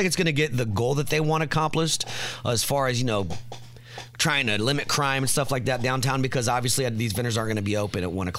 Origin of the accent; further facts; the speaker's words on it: Indianapolis, Indiana, United States; I grew up on West Washington Street, Hawthorne Park, Rodeus Park.